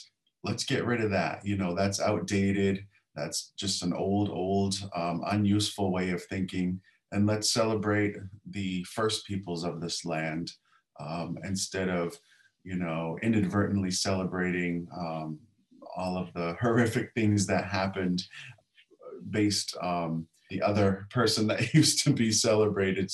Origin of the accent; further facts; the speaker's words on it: Indian Island, Maine, United States; I'm Penobscot from Indian Island, Maine